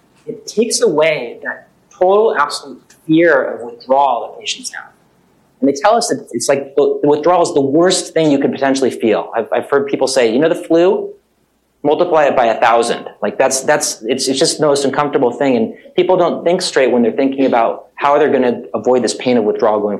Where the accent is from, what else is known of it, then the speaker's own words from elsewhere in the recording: Southern California, United States; moved away as an adult; now in Boston, United States; I've actually been practicing emergency medicine in Boston for 19 years now. Even though I feel like I'm always from Southern California